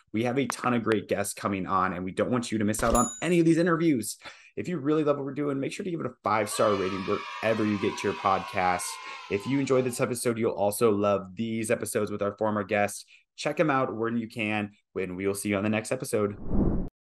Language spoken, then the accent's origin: English; Iowa, United States; also born or lived in Boston; now in Austin, United States; I grew up in Iowa, moved to Boston, moved to Austin